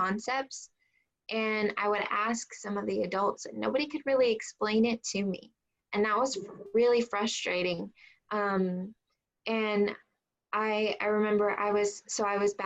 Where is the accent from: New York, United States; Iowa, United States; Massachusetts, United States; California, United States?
California, United States; San Diego; also born or lived in Riverside, California; I grew up in San Diego for part of the time, and then SoCal, like Riverside area. I am a California girl.